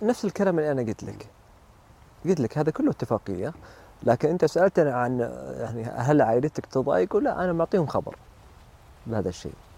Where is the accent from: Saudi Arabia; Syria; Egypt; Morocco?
Saudi Arabia; انا سعودي وامي لبنانيه